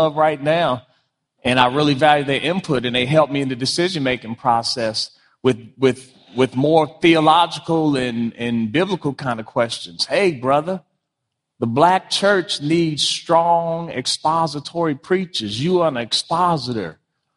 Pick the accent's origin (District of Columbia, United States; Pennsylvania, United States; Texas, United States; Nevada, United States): District of Columbia, United States; Washington; also born or lived in Prince George's County, Maryland; I grew up in Washington, D.C., grew up in Prince George's County, home of the largest black middle class.